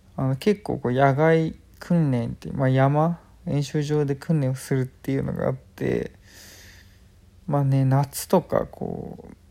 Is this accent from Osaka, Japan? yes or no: no; Chiba, Japan; 自分は千葉県生まれ千葉県育ち結構東京に近いとこで